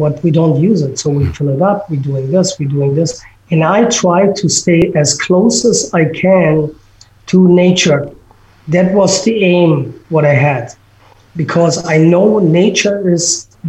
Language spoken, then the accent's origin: English; Berlin, Germany; English is a second language; moved away; I grew up in Berlin